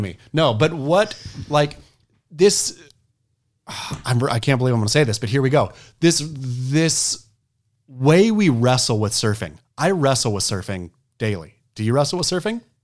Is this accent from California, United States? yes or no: no; Oregon, United States; I was a kook from Oregon